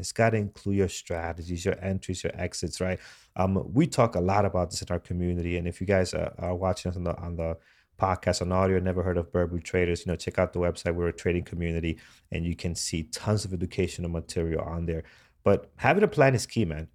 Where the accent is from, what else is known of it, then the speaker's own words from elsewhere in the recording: New York City, New York, United States; here, uh, in my, my hometown